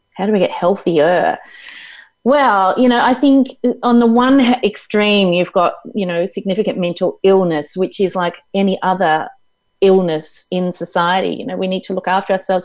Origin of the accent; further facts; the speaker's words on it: Tasmania, Australia; also born or lived in Melbourne / Hobart; It's where I was born. I was born in Tasmania.